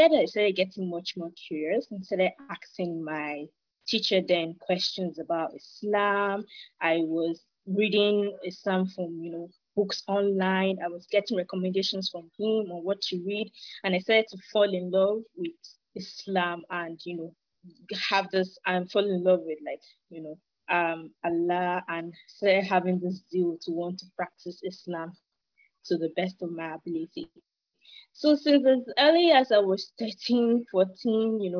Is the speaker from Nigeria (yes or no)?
yes; Nigeria; I'm from Nigeria.